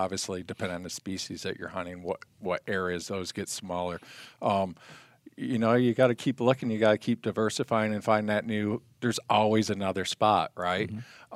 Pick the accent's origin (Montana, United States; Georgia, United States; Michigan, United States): Michigan, United States; moved away as an adult; now in Arizona, United States; I grew up in Michigan